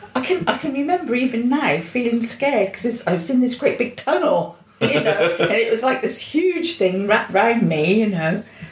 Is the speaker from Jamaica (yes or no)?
no; Romford, London, United Kingdom; born there; I was born in London, in Romford, in Old Church Hospital in Romford, Essex, and... Then when I was about two, I think it was, we moved down here